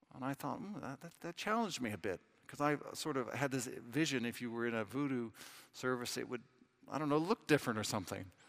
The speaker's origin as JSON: {"language": "English", "region": "Southern California", "country": "United States", "accent": "American", "moved": "as an adult", "lives_now": "London, United Kingdom", "said": "I'm from Southern California."}